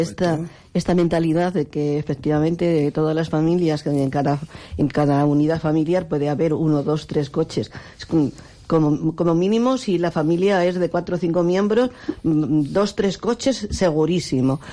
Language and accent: Spanish; Extremadura, Spain; now in Las Palmas, Spain; mi tierra